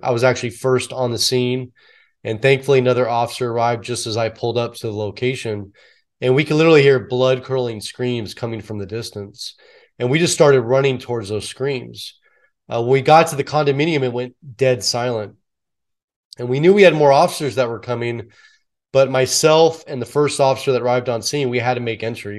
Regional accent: San Francisco Bay Area, California, United States; born or raised there

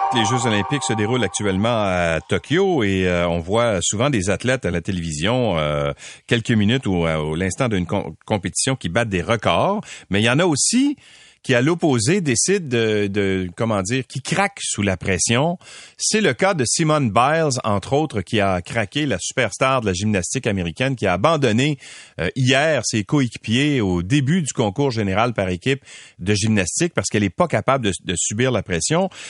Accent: Quebec, Canada; Chez nous au Québec

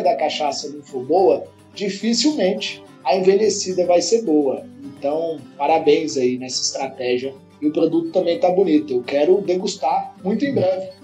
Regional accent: Unaí, Minas Gerais, Brazil; Eu sou mineiro é. também, sou daqui, de uma cidade aqui perto de Brasília, de Unai

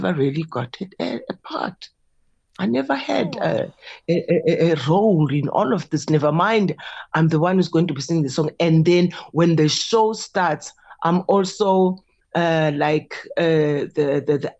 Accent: Lusikisiki, Eastern Cape, South Africa; moved away; I was from Lusikisiki

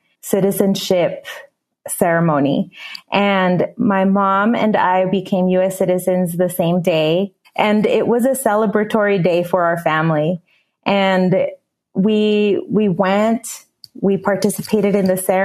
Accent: San Diego, California, United States; moved away as an adult; also born or lived in Mexico / Utah / Costa Rica; now in San José, Costa Rica; the area that I grew up in San Diego, California, very close to the border

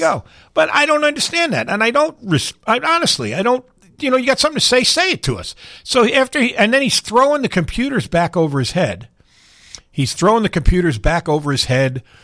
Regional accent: New York, United States; now in Louisville, United States; I grew up in New York where I rooted for whatever teams I did

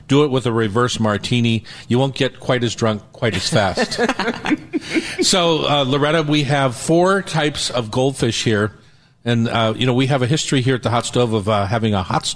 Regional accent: East Coast, United States; now in Seattle, United States; I grew up on the East Coast

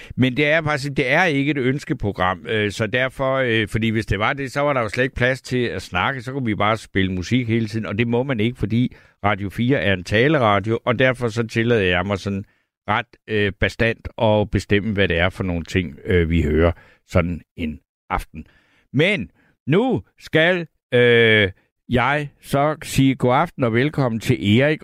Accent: Funen, Southern Denmark, Denmark; jeg er fra Fyn

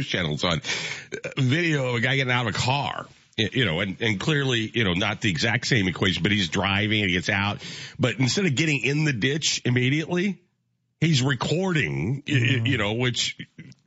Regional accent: Midwest, United States; growing up in the Midwest

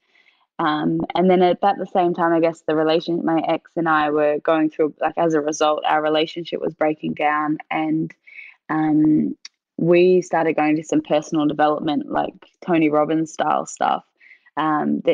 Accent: Queensland, Australia; Queensland, where I grew up

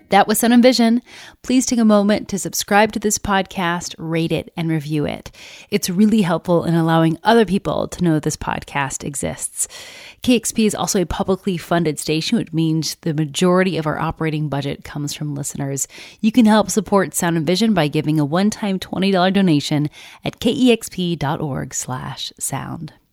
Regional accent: Tacoma, Washington, United States; my hometown of Tacoma

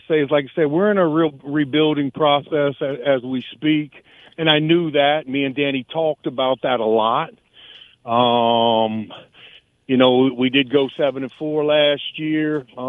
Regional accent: Newport News, Virginia, United States; also born or lived in Fredericksburg, Virginia / Valdosta, Georgia / Monroe, Louisiana / Tahlequah, Oklahoma; I was born and raised in Newport News.

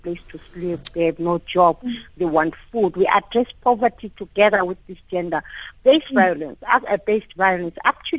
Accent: London, United Kingdom; Growing up in London, because I grew up in exile

